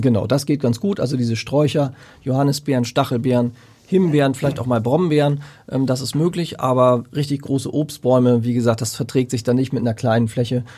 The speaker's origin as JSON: {"language": "German", "area": "Lüneburg Heath", "region": "Lower Saxony", "country": "Germany", "said": "in der Lüneburger Heide, wo ich herkomme, haben wir sehr sandigen Boden"}